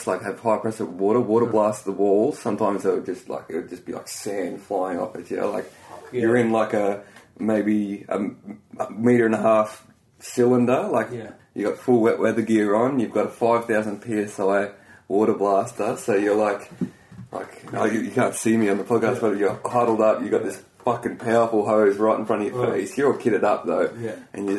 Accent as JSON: {"language": "English", "region": "North Queensland", "country": "Australia", "tie": "born or raised there", "also_born_or_lived": "Brisbane", "moved": "as an adult", "lives_now": "Melbourne, Australia", "said": "I was up north, grew up in a town, not a tiny town, like 300,000 people, like a small city, you know, coastal city"}